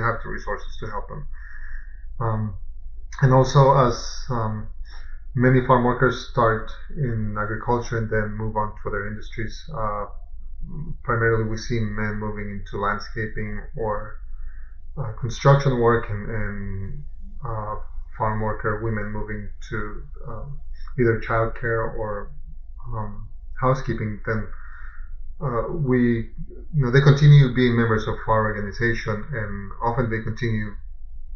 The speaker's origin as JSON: {"language": "English", "country": "United States", "tie": "born or raised there", "also_born_or_lived": "Mexico / South Carolina / North Carolina", "moved": "yes", "lives_now": "Florida, United States", "said": "I was born in Mexico and I grew up in South Carolina and North Carolina, and been in Florida since 2011"}